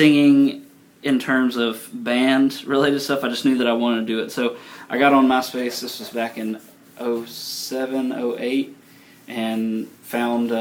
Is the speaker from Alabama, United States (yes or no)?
yes; Moundville, Alabama, United States; moved away as an adult; now in Tuscaloosa, United States; I grew up in Moundville